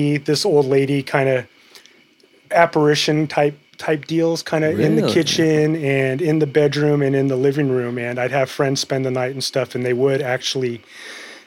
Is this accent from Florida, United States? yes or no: no; San Fernando Valley, California, United States; I grew up in the San Fernando Valley